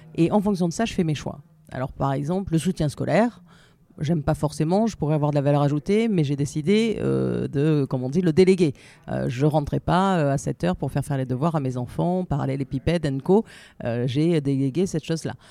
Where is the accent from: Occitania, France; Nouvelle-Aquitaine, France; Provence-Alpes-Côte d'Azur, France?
Provence-Alpes-Côte d'Azur, France; Marseille; moved away as an adult; also born or lived in Paris; je suis marseillaise, je suis venue à Paris pour finir mes études.